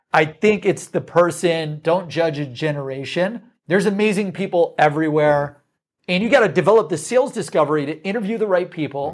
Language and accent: English; Midwest, United States; We're from the Midwest.